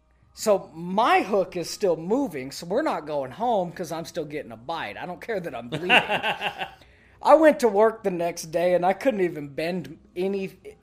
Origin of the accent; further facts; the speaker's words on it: the South, United States; I grew up in the South, moved to here. I know what a catfish can do.